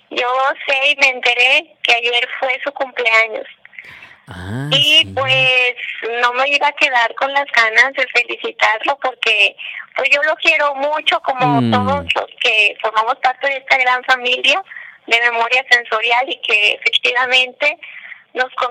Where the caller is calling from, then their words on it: Tlaquepaque, Jalisco, Mexico; de Tlaquepaque, Jalisco